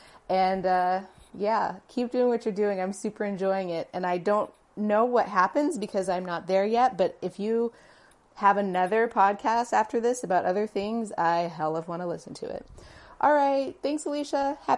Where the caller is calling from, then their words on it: Honolulu, Hawaii, United States; I am messaging you from Honolulu, Hawaii.